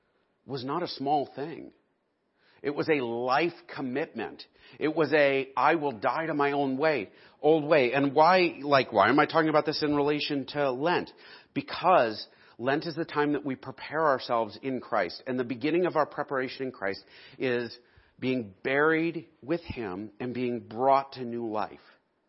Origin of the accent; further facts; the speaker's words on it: Texas, United States; I am a Montanan. Or actually, I should say, I am a Texan, right? Because Texans are all about their identity. I am from Texas.